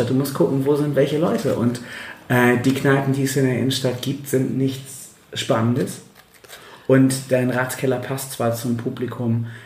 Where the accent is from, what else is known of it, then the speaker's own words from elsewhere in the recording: Bremen, Germany; Stimmt, man ja als Bremer nicht hin, weil das irgendwie zu